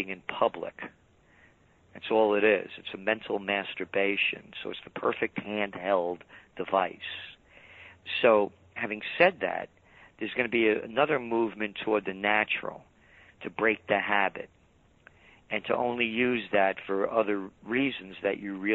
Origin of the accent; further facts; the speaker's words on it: New York City, New York, United States; born in the Bronx